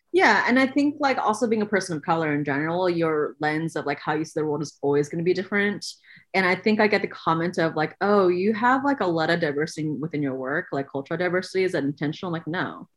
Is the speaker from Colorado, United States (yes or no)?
no; Oakland, California, United States; myself growing up in Oakland, California, being a fifth generation Chinese American